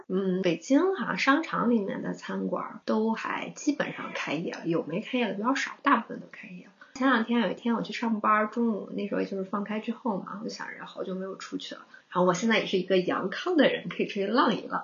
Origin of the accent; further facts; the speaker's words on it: China; 圣诞节毕竟还是有点像我们中国人过年嘛。